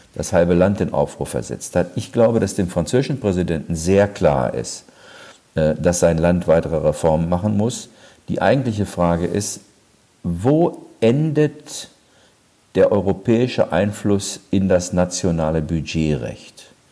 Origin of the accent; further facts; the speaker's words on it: Germany; als Deutsche